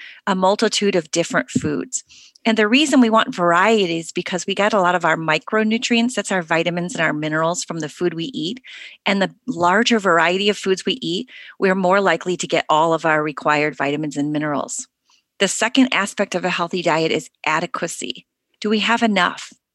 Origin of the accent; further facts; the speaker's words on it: United States; Growing up in the United States